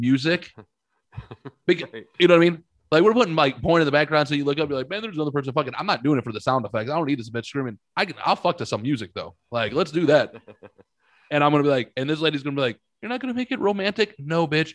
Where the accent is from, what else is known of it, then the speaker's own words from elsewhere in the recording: St. Louis, Missouri, United States; I was born at St. Anthony's in South St. Louis